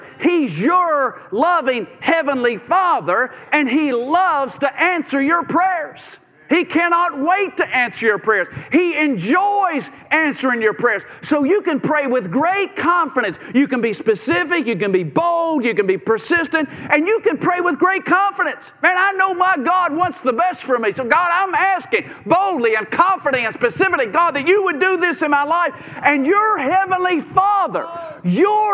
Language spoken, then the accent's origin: English; Bowling Green, Kentucky, United States; moved away as an adult; also born or lived in Nashville, Tennessee / Memphis, Tennessee; We grew up in Bowling Green, Kentucky, and I graduated from Western Kentucky University there, Hilltopper.